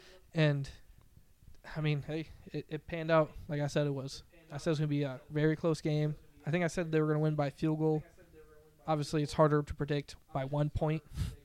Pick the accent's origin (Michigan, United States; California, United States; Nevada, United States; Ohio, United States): Michigan, United States; I'm from Michigan.